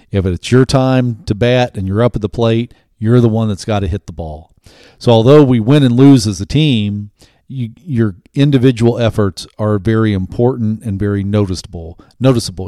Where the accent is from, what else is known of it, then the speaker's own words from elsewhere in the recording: Ohio, United States; I grew up in the Midwest, grew up in Ohio